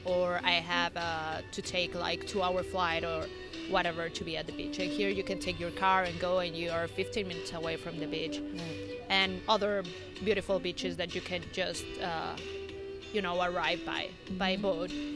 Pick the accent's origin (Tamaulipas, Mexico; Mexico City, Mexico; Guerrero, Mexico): Mexico City, Mexico; moved away as an adult; now in La Paz, Mexico; I'm from Mexico City